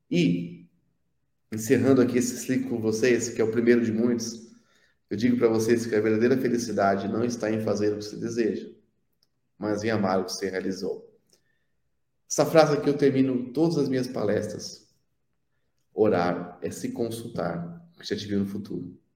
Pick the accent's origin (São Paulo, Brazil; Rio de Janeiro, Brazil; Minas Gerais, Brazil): São Paulo, Brazil; now in interior of São Paulo, Brazil; Na verdade, eu sou, eu sou da capital de São Paulo, só